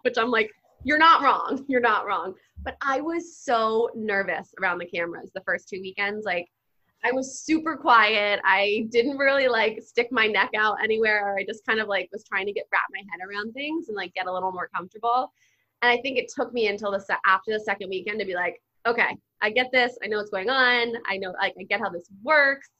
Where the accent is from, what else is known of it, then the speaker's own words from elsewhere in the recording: New Jersey, United States; I grew up in Jersey.